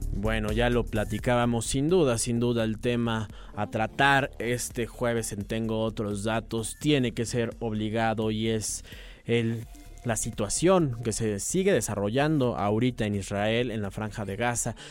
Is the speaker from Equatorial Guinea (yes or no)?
no; Mexico; como mexicanos